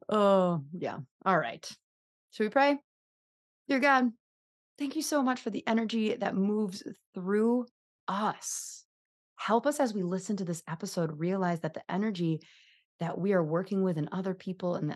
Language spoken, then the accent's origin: English; United States; accent: American; I'm just going to keep my American accent on the thing.